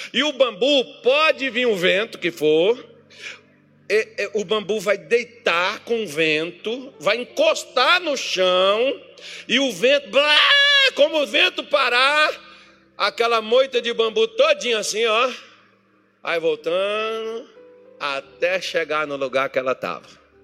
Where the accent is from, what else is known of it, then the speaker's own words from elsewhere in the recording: Minas Gerais, Brazil; now in Cuiabá, Brazil; Eu sou mineiro com muito orgulho.